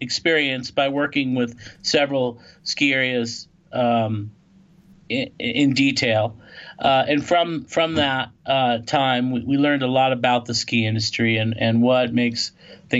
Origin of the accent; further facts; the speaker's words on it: Los Angeles, California, United States; moved away as an adult; now in Lake Tahoe, United States; I grew up in Los Angeles